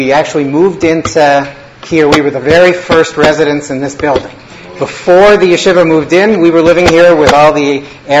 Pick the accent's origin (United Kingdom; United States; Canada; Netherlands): Canada; Winnipeg, Manitoba; moved away as an adult; also born or lived in Toronto; I grew up in Winnipeg, Manitoba, Canada